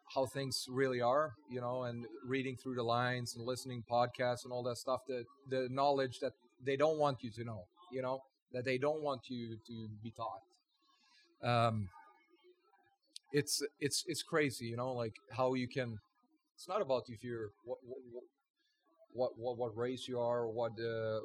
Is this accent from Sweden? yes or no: yes; Sweden; now in Las Vegas, United States; I'm from Sweden